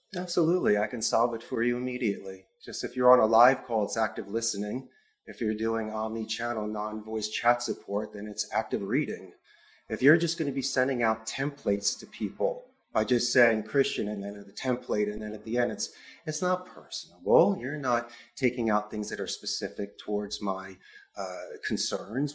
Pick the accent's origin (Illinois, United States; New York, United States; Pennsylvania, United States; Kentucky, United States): Pennsylvania, United States; Philadelphia; moved away as an adult; now in Costa Rica; I am from Philadelphia, and Spanish is my second language.